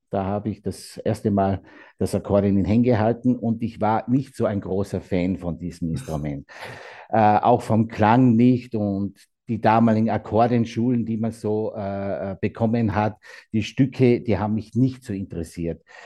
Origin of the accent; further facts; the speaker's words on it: Austria; also born or lived in Carinthia; hier bei uns in Österreich